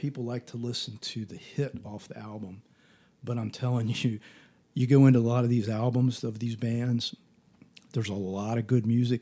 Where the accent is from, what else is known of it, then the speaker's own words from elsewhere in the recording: Berryville, Virginia, United States; also born or lived in Connecticut; now in Winchester, United States; I'm from Berryville.